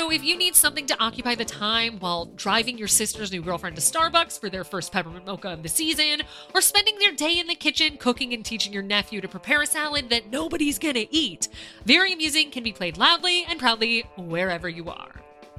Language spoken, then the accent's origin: English; United States; now in France; as our parks back home in America